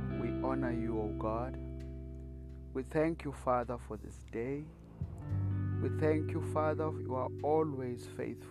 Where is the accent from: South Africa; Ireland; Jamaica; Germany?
South Africa; I'm from South Africa